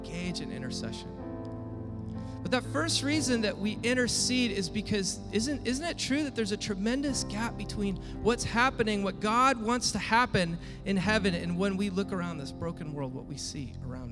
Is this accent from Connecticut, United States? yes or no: no; Washington, United States; the lake cabin where I grew up in Washington State